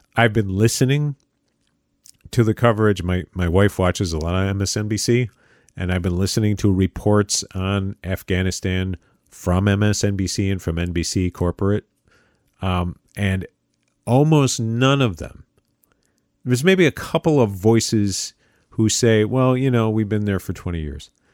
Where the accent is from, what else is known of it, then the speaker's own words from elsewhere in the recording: United States; as an American